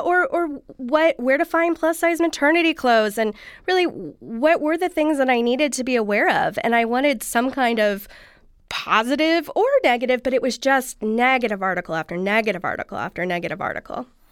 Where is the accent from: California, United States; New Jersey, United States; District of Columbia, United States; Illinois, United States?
California, United States; Southern; I grew up here, actually, in Southern California